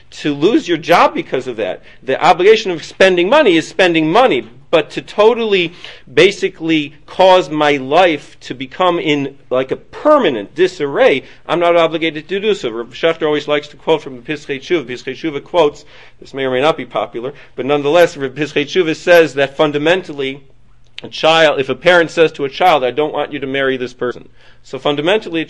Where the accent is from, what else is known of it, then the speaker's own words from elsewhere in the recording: Detroit, Michigan, United States; also born or lived in Manhattan, New York / Queens, New York; now in New York, United States; I come from Detroit, so my mother's still in Detroit